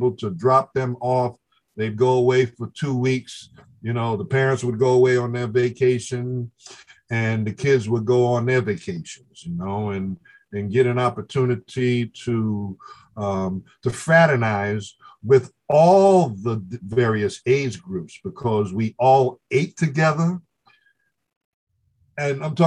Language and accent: English; New York City, New York, United States; Grew up in the South Bronx. I grew up 5 blocks from Yankee Stadium